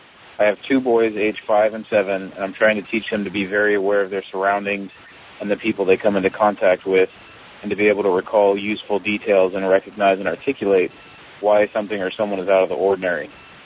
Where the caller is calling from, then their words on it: Simi Valley, California, United States; I'm calling from Simi Valley, California.